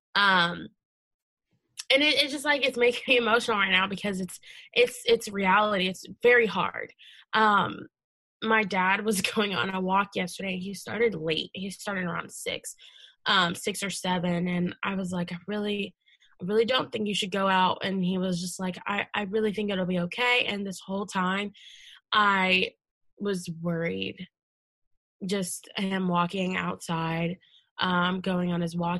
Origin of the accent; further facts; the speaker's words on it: Leesburg, Virginia, United States; I grew up in in Loudoun County in Leesburg